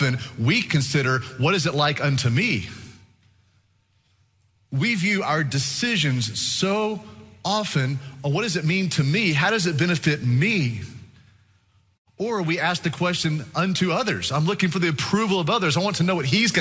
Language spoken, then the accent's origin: English; Texas, United States; we're from Texas.